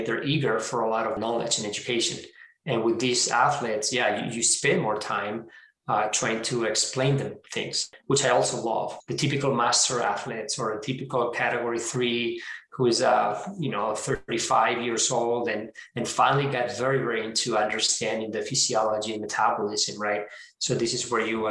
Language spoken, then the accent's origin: English; Spain; moved away; I'm originally from Spain